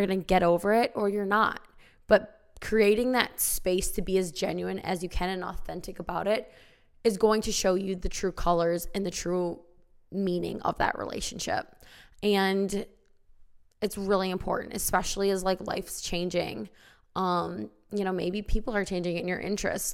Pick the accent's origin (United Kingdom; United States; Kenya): United States; small town Illinois; I went to high school in small town Illinois